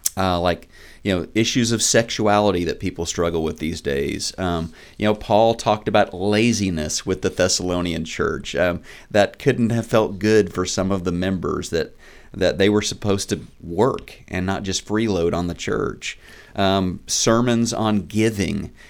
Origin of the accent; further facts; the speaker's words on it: Neosho, Missouri, United States; moved away as an adult; also born or lived in Oklahoma; I grew up in Neosho, Missouri. I'm a child of the Ozarks.